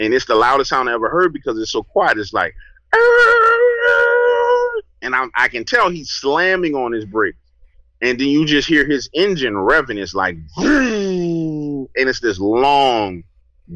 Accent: New Orleans, Louisiana, United States; I grew up in New Orleans

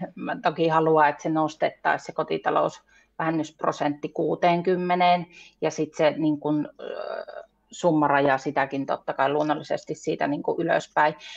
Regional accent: Saariselkä, Lapland, Finland; Mä oon siis Saariselältä, Lapista

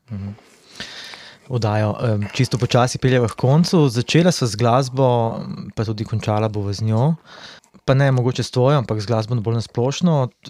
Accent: Slovenia; smo Slovenci malo zaostanku

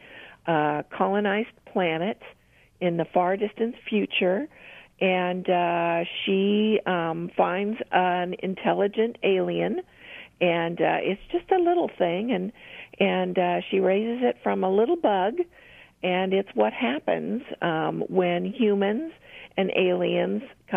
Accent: Oregon, United States; moved away as an adult; also born or lived in Rochester, New York / Idaho / Seal Beach, California; now in Portland, United States; I was born in Oregon

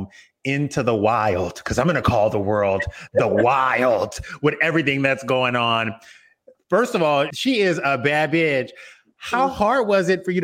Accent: Louisiana, United States; I grew up in Louisiana

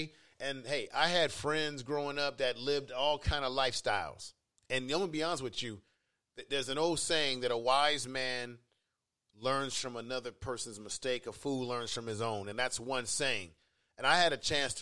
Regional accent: San Francisco, California, United States; also born or lived in Baltimore; I grew up in the Fillmore area

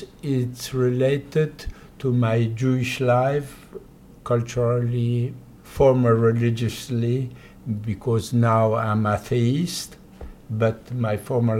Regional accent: Poland; English is a second language; now in France; I was born in Poland, but since 70 years, I'm living in France.

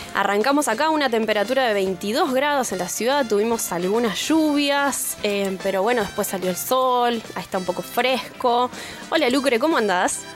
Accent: Altos de Chipión, Córdoba, Argentina; soy de Altos de Chipión

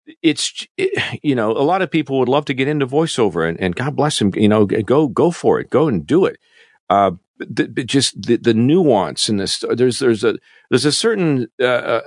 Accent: Canada; moved away as an adult; as a, an expat, an ex-Canadian, in my home country

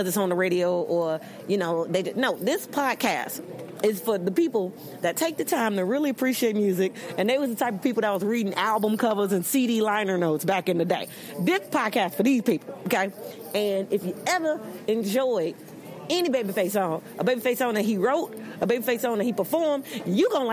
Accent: Chicago, Illinois, United States; moved away as an adult; also born or lived in Los Angeles, United States; where I'm from, Chicago, my hometown Chicago, my birthplace

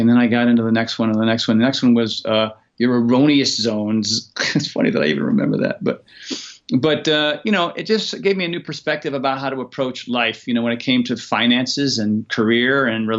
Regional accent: Rhode Island, United States; now in California, United States; shortly after that, you know, I moved out to California from Rhode Island, Connecticut area.

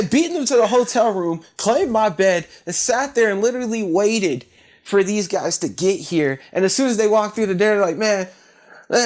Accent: Columbus, Ohio, United States; being from Columbus, growing up in Columbus

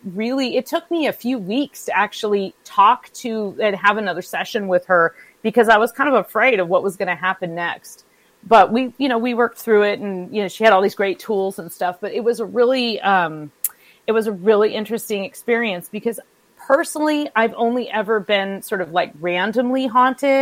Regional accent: California, United States; now in Midwest, United States; I grew up in California. We didn't have sump pumps until I moved to the Midwest

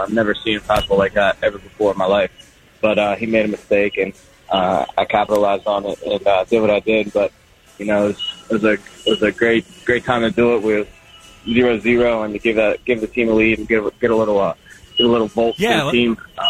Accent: Pittsburgh, Pennsylvania, United States; I'm from Pittsburgh

